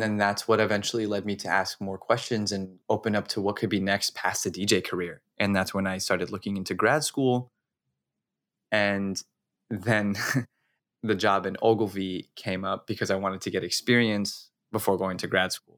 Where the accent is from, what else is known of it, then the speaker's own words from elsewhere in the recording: Las Cruces, New Mexico, United States; I'm originally from New Mexico, from a town called Las Cruces.